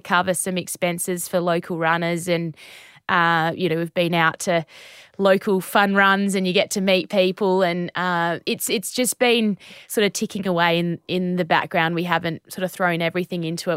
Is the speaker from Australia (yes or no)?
yes; Naracoorte, South Australia, Australia; Narracourt, uh, Narracourt. That's my hometown